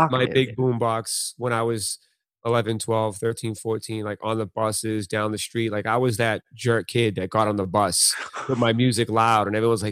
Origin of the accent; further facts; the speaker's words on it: Boston, Massachusetts, United States; correct from Boston in, yeah. in Boston.